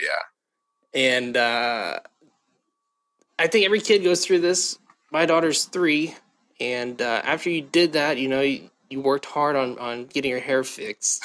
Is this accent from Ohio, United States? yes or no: yes; Southern Ohio, United States; also born or lived in Baltimore, Maryland; grew up in Ohio, Southern Ohio